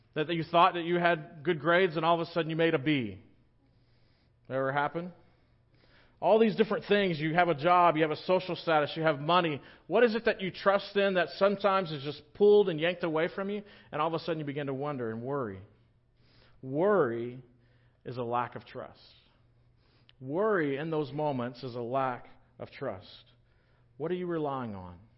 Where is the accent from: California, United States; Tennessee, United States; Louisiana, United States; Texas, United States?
Texas, United States; Victoria; also born or lived in Littleton; now in La Grange, United States; I grew up in Victoria, not too far from here